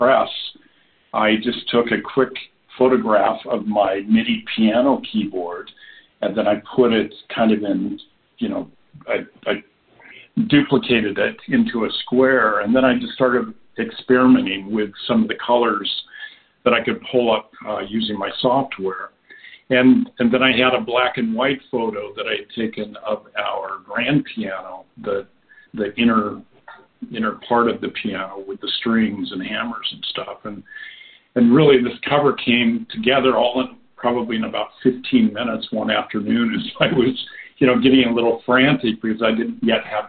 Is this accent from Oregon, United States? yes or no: yes; Oregon, United States; moved away; also born or lived in Washington D.C. area; I grew up out in Oregon